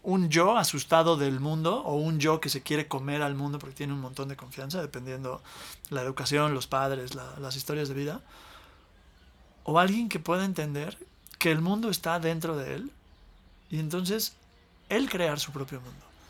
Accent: Mexico City, Mexico; yo crecí en la Ciudad de México

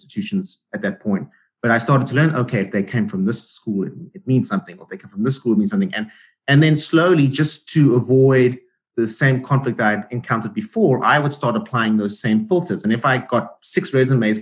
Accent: South Africa; moved away as an adult; I am an immigrant. I came from South Africa 10 years ago

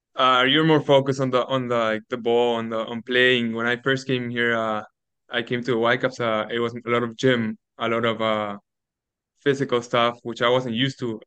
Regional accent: Lima, Peru; now in Canada; growing up in South America

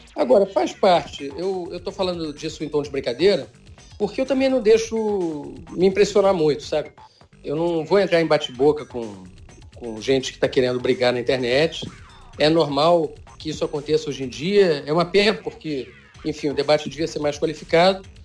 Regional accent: Rio de Janeiro, Brazil; moved away as an adult; also born or lived in Brasília / London; eu sou carioca, já estava quase 10 anos fora da cidade

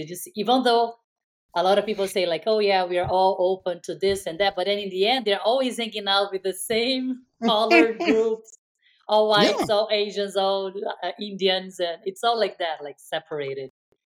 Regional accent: Rio de Janeiro, Brazil; now in San Francisco Bay Area, United States; where I grew up in Rio

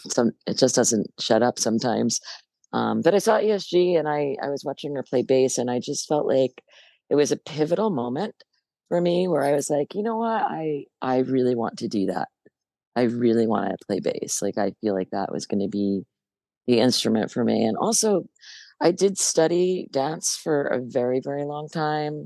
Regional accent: Hoboken, New Jersey, United States; I grew up in Hoboken in New Jersey, which is right across the river from uh, New York City

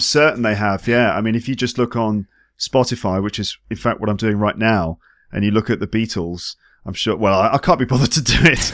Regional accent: England, United Kingdom; moved away as an adult; now in France; as an English person

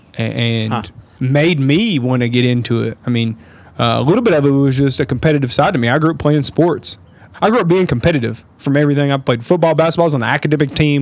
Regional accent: Lawrenceburg, Kentucky, United States; I grew up in Lawrenceburg

